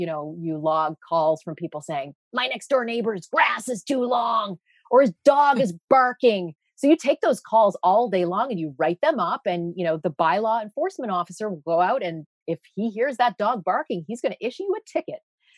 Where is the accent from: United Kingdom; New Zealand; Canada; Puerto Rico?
Canada; Ottawa, Ontario; also born or lived in Toronto; at Ottawa City Hall, which is where I grew up. I was born in Toronto.